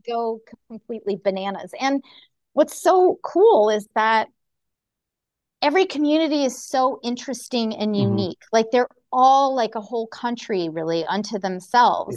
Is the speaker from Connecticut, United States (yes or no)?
yes; Connecticut, United States; born and raised in Connecticut like myself